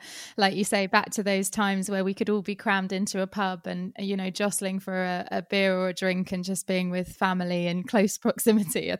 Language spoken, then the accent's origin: English; England, United Kingdom; I have to say that as an English person